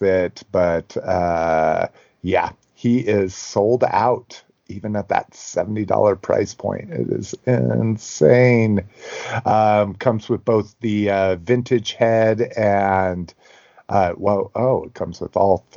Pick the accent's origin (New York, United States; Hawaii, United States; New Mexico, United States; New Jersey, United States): New Mexico, United States; moved away; I grew up in New Mexico, and even when I was 18, so 25 years ago